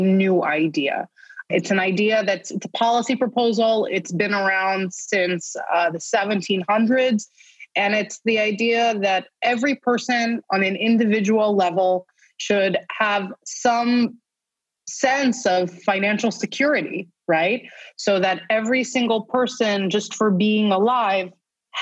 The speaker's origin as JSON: {"language": "English", "region": "New York", "country": "United States", "moved": "yes", "lives_now": "Tel Aviv, Israel", "said": "I'm a New Yorker first and foremost"}